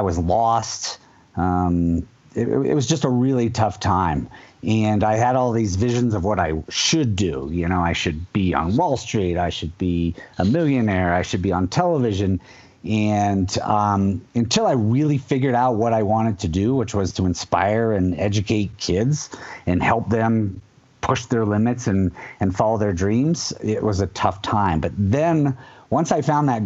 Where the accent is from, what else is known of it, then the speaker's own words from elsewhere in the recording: Vermont, United States; I grew up in Vermont on the slopes of the Middlebury College Snow Bowl, tiny little ski area